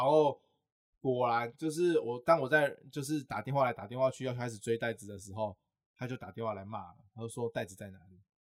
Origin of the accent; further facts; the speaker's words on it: Pingtung County, Taiwan; moved away as an adult; now in Taipei, Taiwan; 而且我刚上台北，我是屏东人